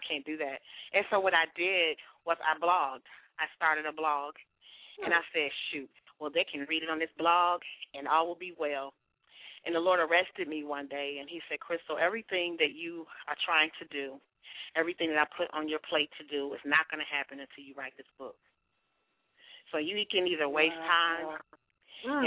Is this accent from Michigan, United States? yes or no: yes; Detroit, Michigan, United States; moved away as an adult; also born or lived in Atlanta area; now in Atlanta, United States; I'm from Detroit, from Motortown, from Motor City.